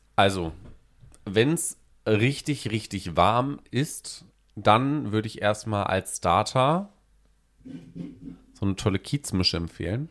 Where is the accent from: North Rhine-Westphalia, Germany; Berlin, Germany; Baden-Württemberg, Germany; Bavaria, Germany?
North Rhine-Westphalia, Germany; now in Hamburg, Germany; Bei uns in Ostwestfalen, da wo ich ja wegkomme